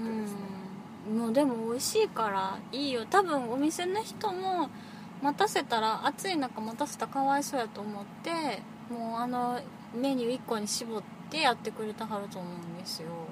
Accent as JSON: {"language": "Japanese", "region": "Kansai", "country": "Japan", "said": "私あのー、関西人なんですけど"}